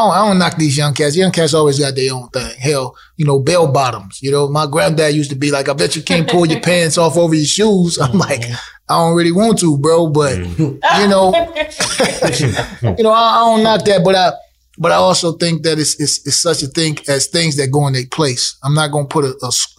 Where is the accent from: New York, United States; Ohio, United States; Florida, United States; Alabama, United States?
Ohio, United States; Toledo; Growing up in Toledo, I grew up in a different time